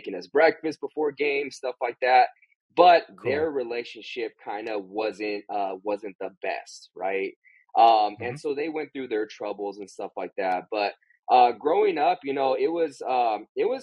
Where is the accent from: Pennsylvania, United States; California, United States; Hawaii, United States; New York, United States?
California, United States; San Bernardino; also born or lived in Riverside County, California; I grew up in Southern California, the Inland Empire. I was born in San Bernardino, California